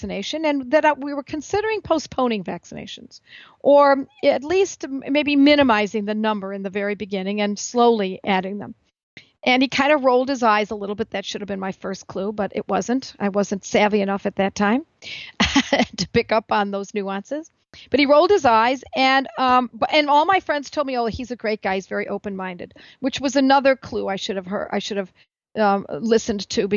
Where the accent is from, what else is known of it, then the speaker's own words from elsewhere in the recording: Buffalo, New York, United States; my hometown of Buffalo, New York